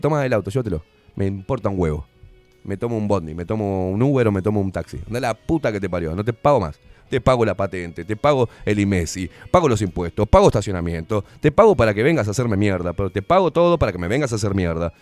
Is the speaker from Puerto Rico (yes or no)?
no; Uruguay; soy uruguayo, no soy porteño, ¿eh? Soy uruguayo, vengo de familia porteña